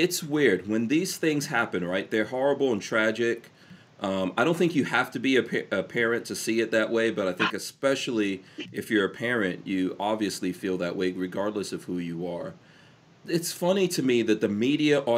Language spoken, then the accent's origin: English; New York City, New York, United States; moved away; I grew up in New York City